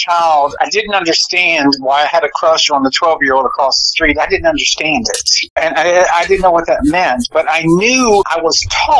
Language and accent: English; Portsmouth, Virginia, United States; born there; I was born originally in Portsmouth, Virginia. I'm from the East Coast.